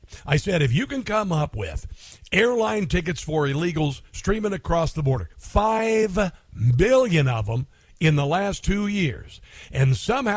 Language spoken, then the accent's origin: English; Neola, Iowa, United States; I'm from Neola, Iowa